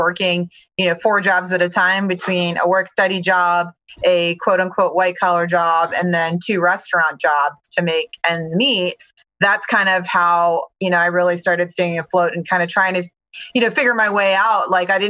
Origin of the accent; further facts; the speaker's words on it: Baltimore, Maryland, United States; So I grew up in Baltimore, Maryland. Actually, you know, a child of immigrants.